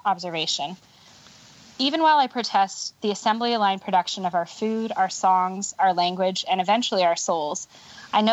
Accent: California, United States; I'm from California

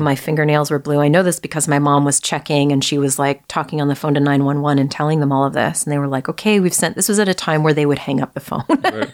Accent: Vancouver, British Columbia, Canada; moved away as an adult; also born or lived in Toronto; I grew up uh, in Vancouver all the way through until uh, I finished high school. And then shortly after that, I uh, moved away to Toronto

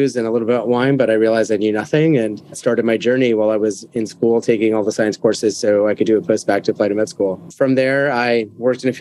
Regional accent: Miami, Florida, United States; moved away as an adult; also born or lived in Venezuela / New York City; now in London, United Kingdom; I was born in Venezuela, but grew up in the States. I moved to Miami when I was about 5

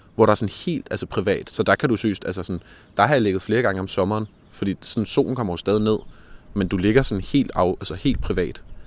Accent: Copenhagen, Capital Region of Denmark, Denmark; born or raised there; also born or lived in Frederiksberg

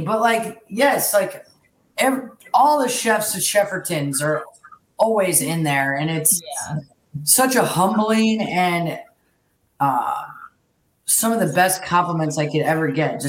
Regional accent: Houston, Texas, United States; So we grew up in Houston, but we had a ranch about 45 miles west of Houston.

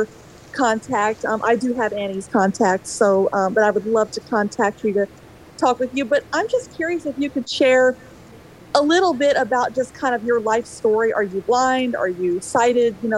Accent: Mississippi, United States; now in Washington, United States; I'm from Berrien, Washington, originally from Mississippi

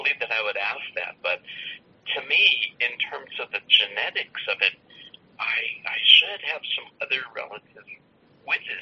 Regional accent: Los Angeles, California, United States; I grew up in Los Angeles, and my parents, like all of my relatives, we were all gardeners

